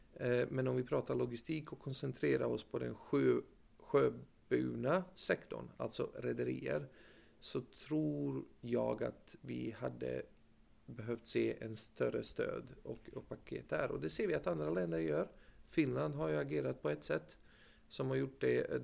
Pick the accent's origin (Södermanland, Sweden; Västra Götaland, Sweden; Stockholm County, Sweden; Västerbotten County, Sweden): Västra Götaland, Sweden; Gothenburg; moved away as an adult; also born or lived in United States; anser mig själv som en göteborgare